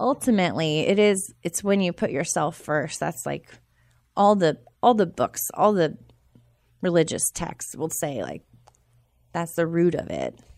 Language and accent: English; Charlotte, North Carolina, United States; also born or lived in Boone / Durham; I'm from Charlotte